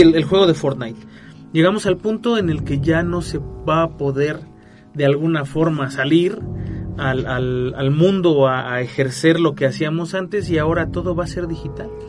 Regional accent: Mexico; como mexicanos

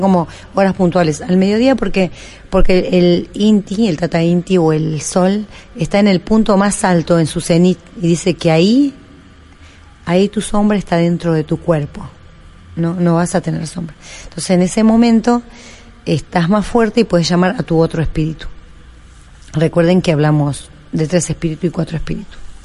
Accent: Perico, Jujuy, Argentina; yo tenía en mi casa allá en Jujuy, en Perico, yo soy de Perico

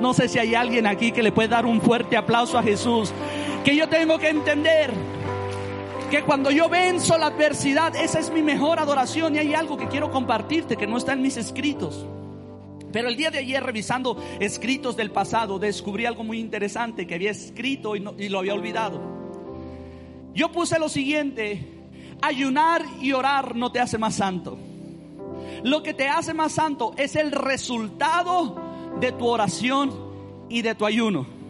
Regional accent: Mexico; cómo somos los mexicanos

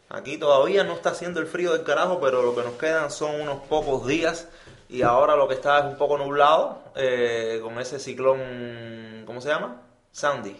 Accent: Cuba; nosotros que somos cubanos

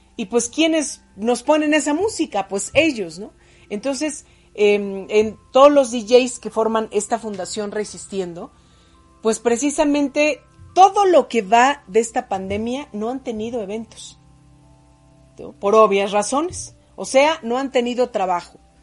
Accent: Puebla, Mexico; also born or lived in State of Mexico; La maestra Chuchita fue mi maestra cuando llegué a la ciudad de Puebla, yo nací en el Estado de México, cuando llegamos a la ciudad de Puebla, yo tenía seis años

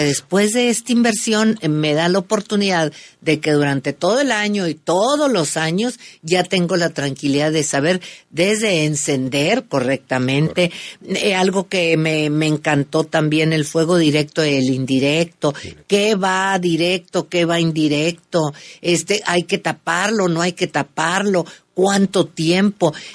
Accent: northern Mexico, Mexico; norteños somos fiesteros

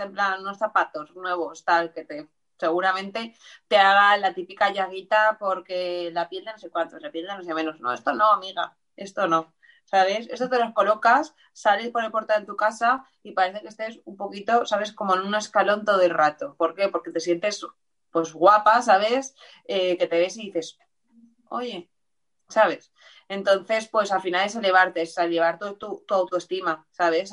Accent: Valencia, Valencian Community, Spain; de aquí también de, Valencia, del barrio del Carmen

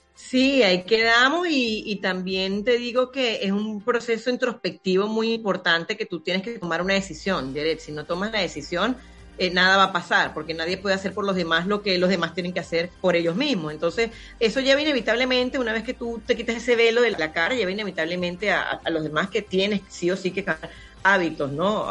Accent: Punto Fijo, Falcón, Venezuela; moved away; acá en Punto Fijo, que es mi ciudad natal

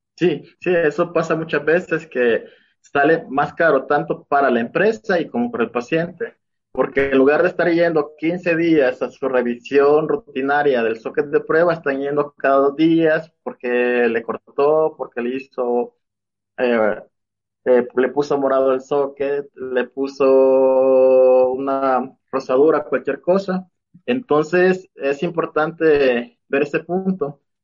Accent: El Salvador; moved away as an adult; now in Mexico; Soy de El Salvador. Actualmente estoy viviendo aquí en México. pues yo, mi formación fue en El Salvador

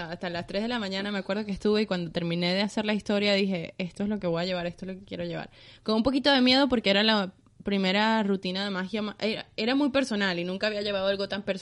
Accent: Venezuela; moved away as an adult; also born or lived in Panama; now in Spain

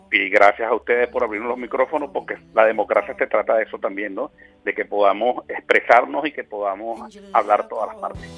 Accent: Venezuela; hablo como venezolano y en Venezuela

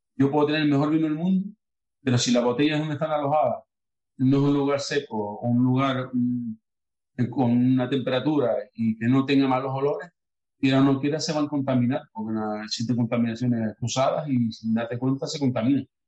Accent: Los Cristianos, Canary Islands, Spain; mi pueblo, los cristianos

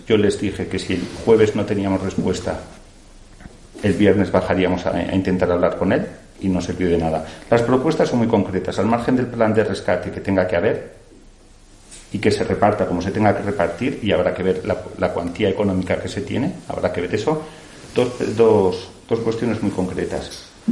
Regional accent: Aragon, Spain; estoy orgulloso de ser aragonés, estoy orgulloso de ser alcalde de mi pueblo

